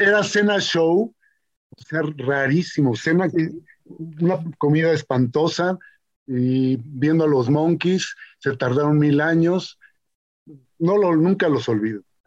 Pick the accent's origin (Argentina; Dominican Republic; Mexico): Mexico; yo soy mexica, yo soy mexica, mexica, mexica de, pulque, de, pueblo